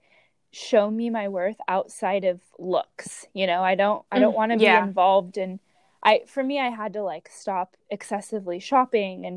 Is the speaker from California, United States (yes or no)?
yes; Orange County, California, United States; moved away as an adult; now in San Diego, United States; growing up in Orange County, California